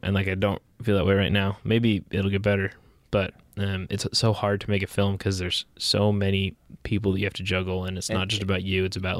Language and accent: English; New Jersey, United States; moved away as an adult; now in Savannah, United States; I grew up in Jersey